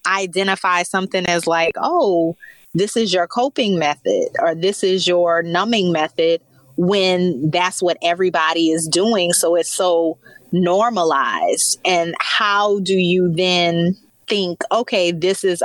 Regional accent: Louisiana, United States; both of us being born and raised in Louisiana

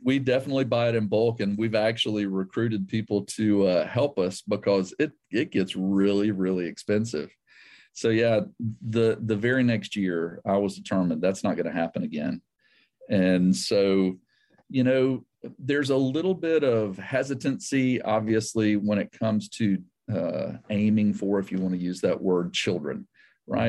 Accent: the South, United States; also born or lived in South Asia / Georgia; I grew up in the South.

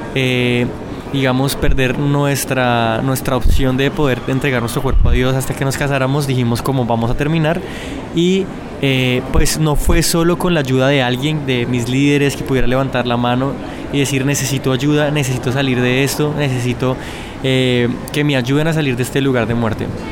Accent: Bogotá, Colombia; Yo eh, nací en Bogotá, eh, crecí eh, pues

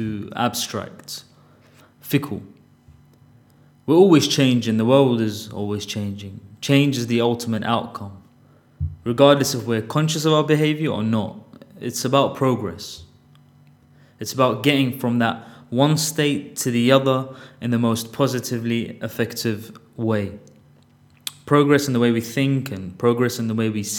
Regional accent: Baghdad, Baghdad Governorate, Iraq; moved away; also born or lived in London, United Kingdom; I was born in Baghdad and was raised my formative years there. I also grew up in London

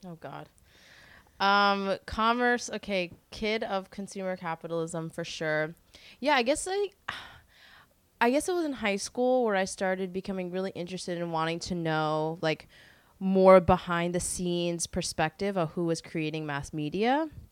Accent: New York City, New York, United States; I grew up in Carroll Gardens, which is Disney World now

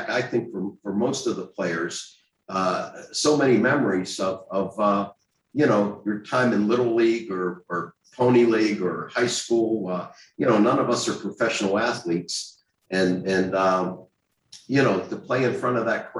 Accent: Pittsburgh, Pennsylvania, United States; when I grew up in Pittsburgh

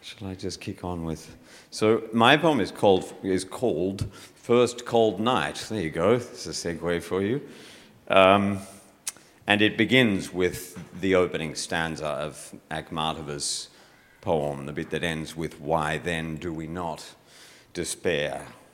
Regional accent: Bowral, New South Wales, Australia; This is not cold. I'm from Bowral. This is not cold.

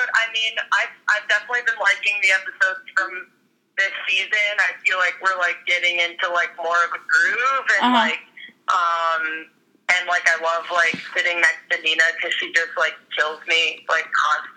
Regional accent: Chicago, Illinois, United States; moved away; also born or lived in Toronto, Canada; I grew up in Chicago, but I had been living in Toronto the last, like, 4 years.

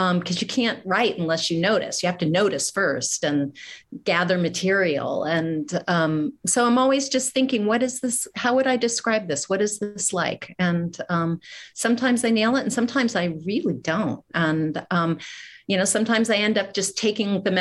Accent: Midwest, United States; I'm from the Midwest

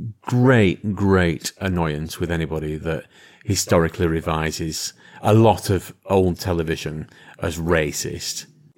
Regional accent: London, United Kingdom; I'm a Korean from London.

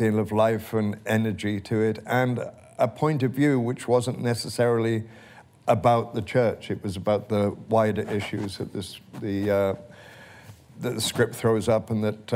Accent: Wales, United Kingdom; I was raised in the Presbyterian church in Wales

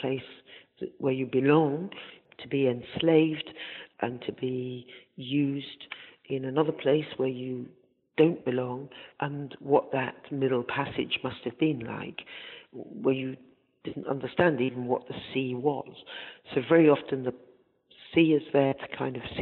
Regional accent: north of England, United Kingdom; born or raised there; also born or lived in Zanzibar, Tanzania

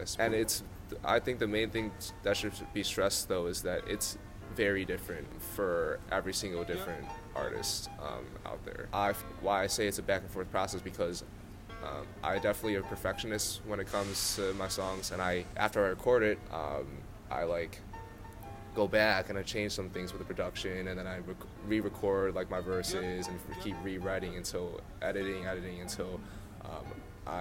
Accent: Chicago suburbs, Illinois, United States; moved away as an adult; I'm from the Chicago suburbs, so I went back home for 3 weeks during the summer

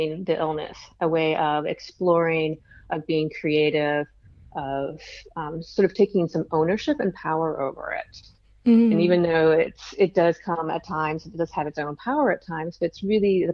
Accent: United States; being an American

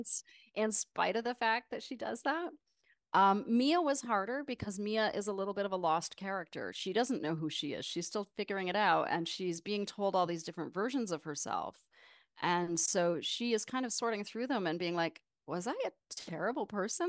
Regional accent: Windsor, Ontario, Canada; moved away as an adult; also born or lived in Toronto, Canada / New York, United States; now in Brooklyn, United States; I was raised just across the border in Ontario near Windsor, Detroit area

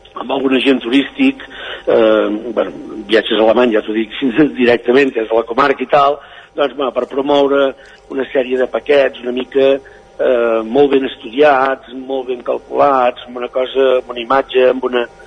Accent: Rupit, Catalonia, Spain; el meu poble, l'Ajuntament de Rupit

